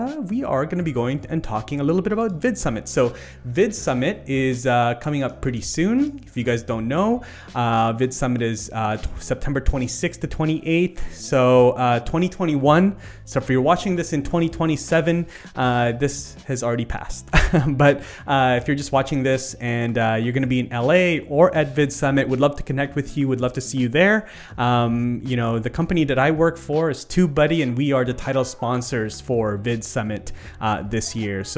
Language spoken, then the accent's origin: English; Canada; as a Canadian